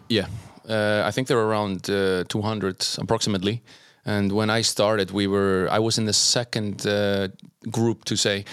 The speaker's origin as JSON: {"language": "English", "country": "Iceland", "also_born_or_lived": "Germany / Norway / Martin, Slovakia", "said": "I was born there, moved to Iceland"}